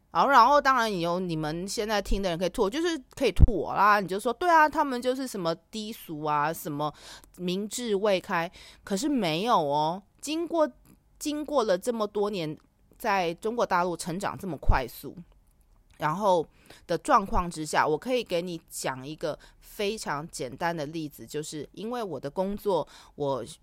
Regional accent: Taiwan; 身为一个台湾人

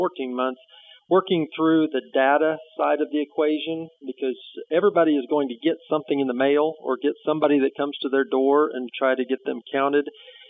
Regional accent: Burlington, Oklahoma, United States; growing up in Burlington, Oklahoma

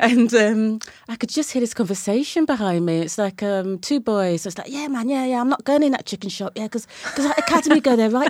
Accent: Brighton, South East England, United Kingdom; moved away as an adult; now in London, United Kingdom; I was born in Brighton and Sussex and kind of came to London in my late twenties

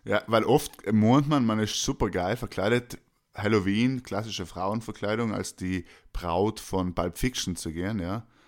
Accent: Austria

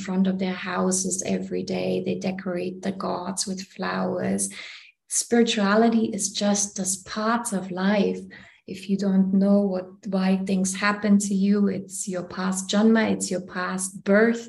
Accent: Germany; moved away; also born or lived in India; I come from Germany originally

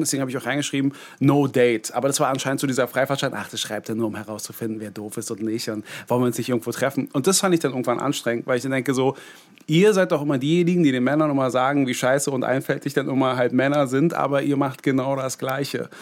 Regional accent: Berlin, Germany; ich ja gebürtiger Berliner war

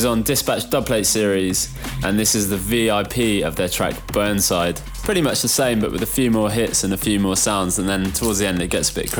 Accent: HR8 postcode area, West Midlands, United Kingdom; also born or lived in Worcester; I grew up with a HR8 postcode

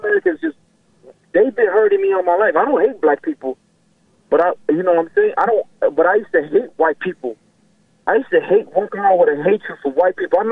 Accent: Haiti; also born or lived in Miami, United States; now in Orlando, United States; I was born in Haiti. My parents are from Haiti

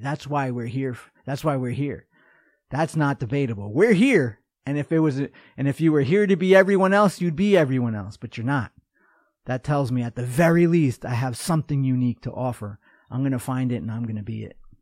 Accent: New York, United States; moved away as an adult; also born or lived in North Dakota; I'm from New York

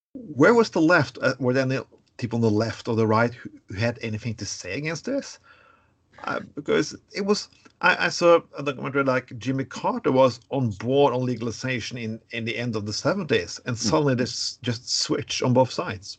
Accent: Norway; I'm from Norway

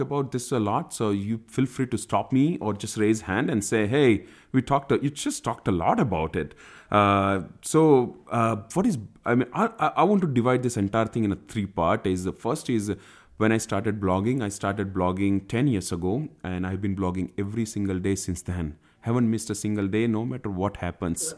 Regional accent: India; also born or lived in United States

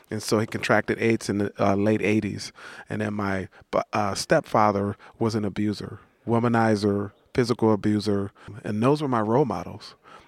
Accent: East Palo Alto, California, United States; When I grew up in East Palo Alto, again, you know, it was hell, right?

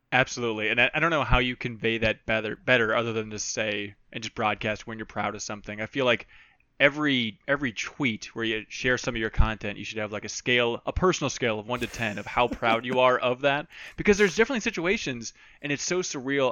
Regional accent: Minnesota, United States; I grew up in Minnesota

